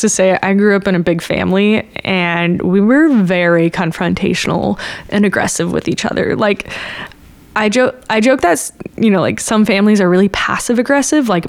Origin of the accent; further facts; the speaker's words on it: Bay Area, California, United States; I'm from the Bay Area and we had Live 105